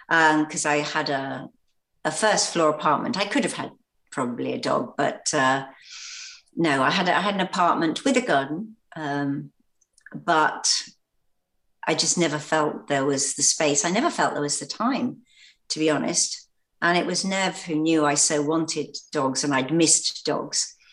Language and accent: English; the county directly below London, South East England, United Kingdom; this was where I grew up. Um, and I had no intentions of ever coming back to this area ever again. I thought it was beautiful, but it wasn't for me. I'd moved to London.